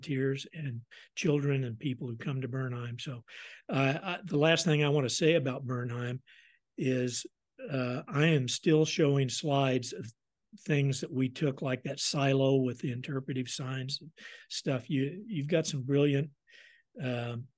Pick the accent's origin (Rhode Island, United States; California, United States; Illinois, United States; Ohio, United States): Illinois, United States; now in Hawaii, United States; back in the days I grew up in Illinois